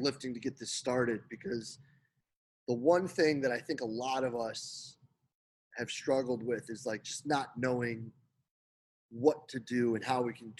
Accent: Rochester, New York, United States; I'm from Rochester.

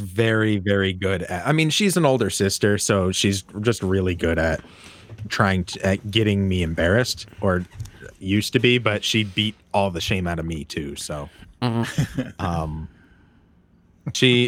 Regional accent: Maine, United States; I'm from Maine

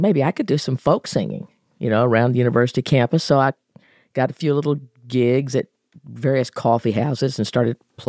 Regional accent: Clarksville, Georgia, United States; also born or lived in Spartanburg, South Carolina; I moved back to his hometown, which is Clarksville, Georgia, mm-hmm. which is in northeast Georgia. And I grew up there with four younger sisters

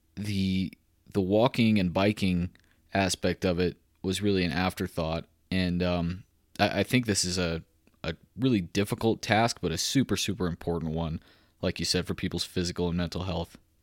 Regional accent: Waco, Texas, United States; moved away as an adult; also born or lived in Tennessee; now in Colorado, United States; I'm a Waco guy myself. I grew up in Central Texas

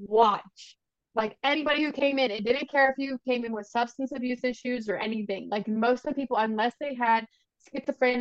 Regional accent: Ohio, United States; born or raised there

